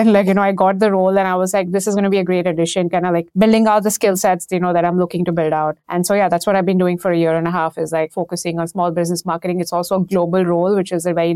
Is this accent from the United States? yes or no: no; India; moved away; And this was back in Mumbai. So this was back in India. I grew up in India.